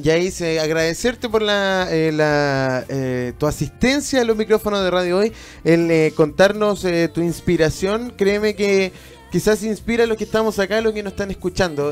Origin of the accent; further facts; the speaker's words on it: Chile; Yo me siento muy chileno